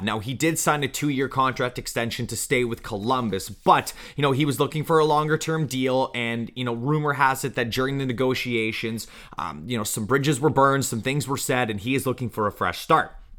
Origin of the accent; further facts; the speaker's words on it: Canada; being a Canadian